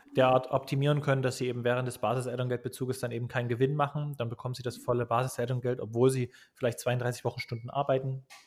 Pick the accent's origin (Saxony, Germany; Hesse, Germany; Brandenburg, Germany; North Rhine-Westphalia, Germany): Saxony, Germany; Dresden; ich komme aus Dresden